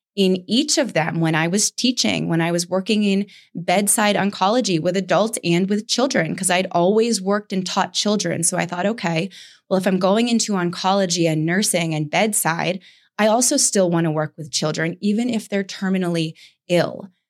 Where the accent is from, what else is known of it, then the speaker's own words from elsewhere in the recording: Saratoga Springs, New York, United States; moved away; I went back to Saratoga that I had been running from, that's where I grew up in New York